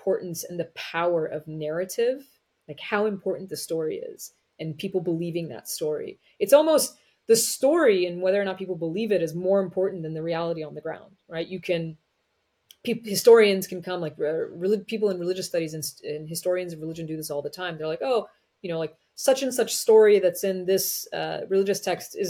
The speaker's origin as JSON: {"language": "English", "country": "United States", "tie": "born or raised there", "said": "As an Iranian American, as someone who was born and raised in the United States, but to parents of Iranian immigrants"}